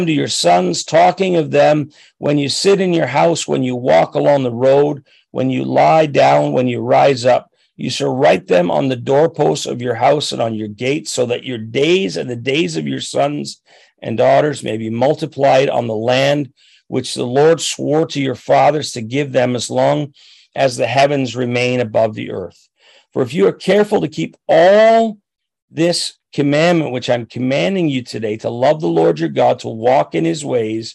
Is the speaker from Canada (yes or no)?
yes; Chatham, Ontario, Canada; I grew up down near Chatham, Ontario, and I worked on a farm in Raleigh Township